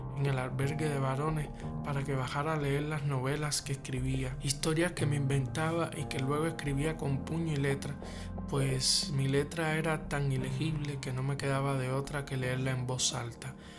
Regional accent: Havana, Cuba; cubano, nacido en La Habana

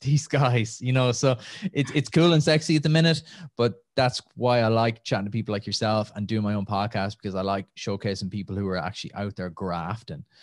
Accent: Nenagh, Munster, Ireland; moved away as an adult; also born or lived in Limerick / Los Angeles / Calgary; now in Dublin, Ireland; from Tip, from just outside Nina originally. Uh, grew up there

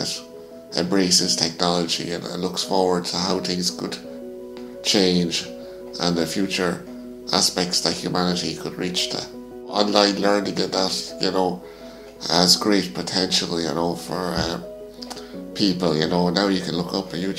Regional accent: Mullingar, Leinster, Ireland; growing up in my hometown, you know, there wasn't an awful lot of foreigners around when I was growing up

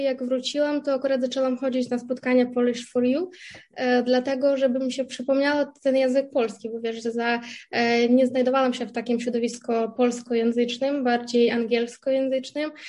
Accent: Kherson, Kherson Oblast, Ukraine; Polish is a second language; moved away as an adult; also born or lived in Kyiv, Ukraine; now in Poznań, Poland; ja pochodzę e, z południowej części Ukrainy, z miasta Herson

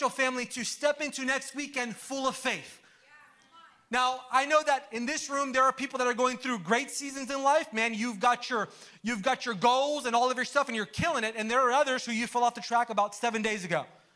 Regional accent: Orlando, Florida, United States; I'm from Orlando

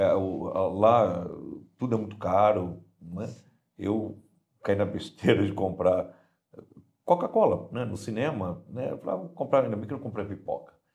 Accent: São Paulo, Brazil; moved away; eu sou natural de São Paulo

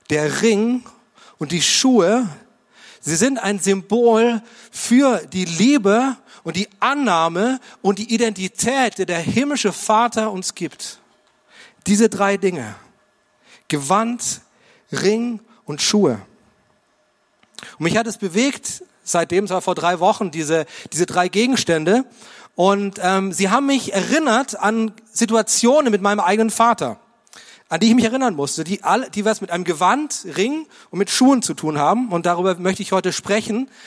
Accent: Munich, Bavaria, Germany; Ich komme aus München und es war mein erster Anzug

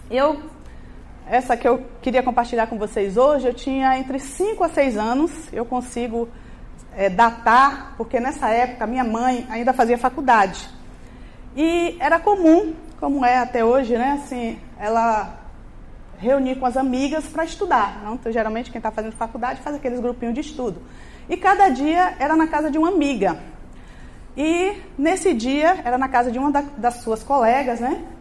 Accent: Bahia, Brazil; eu sou baiana, nasci e cresci na Bahia, apesar que algumas pessoas ah, acham que eu não tenho um estereótipo, né?

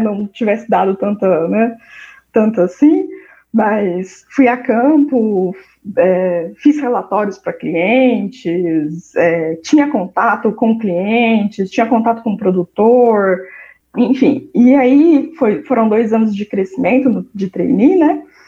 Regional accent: Londrina, Paraná, Brazil; eu sou de Londrina, no Paraná

